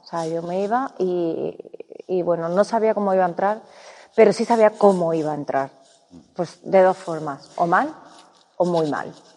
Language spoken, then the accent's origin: Spanish; Córdoba, Andalusia, Spain; yo soy de Córdoba y en Andalucía